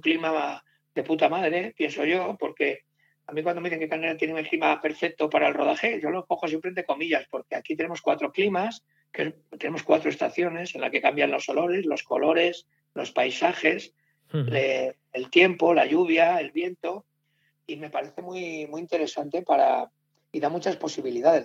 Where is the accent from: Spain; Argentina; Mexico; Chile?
Spain; Soria, Castile and León; moved away as an adult; now in Madrid, Spain; los sorianos somos muy pesados con Soria